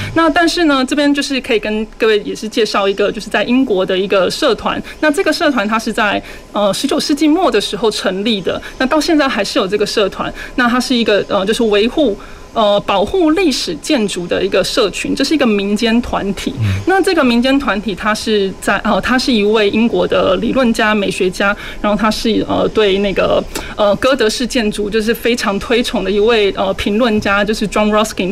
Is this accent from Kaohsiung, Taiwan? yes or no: yes; Kaohsiung, Taiwan; 身为高雄人，然后然后又身为是在高雄教书的教书的老师